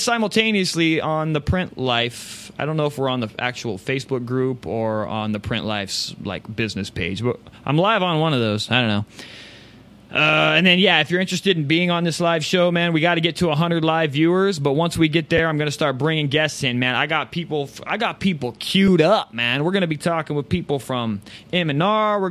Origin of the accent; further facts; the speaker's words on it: Phoenix, Arizona, United States; I'm from Phoenix, Arizona